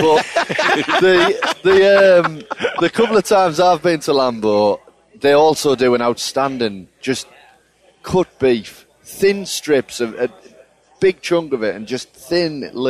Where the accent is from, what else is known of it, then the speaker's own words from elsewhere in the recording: England, United Kingdom; as English people